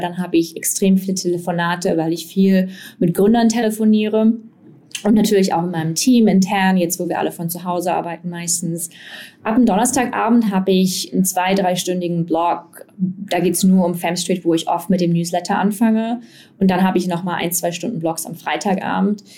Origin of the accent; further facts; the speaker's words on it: Erfurt, Thuringia, Germany; moved away; ich zum Beispiel komme ursprünglich aus Erfurt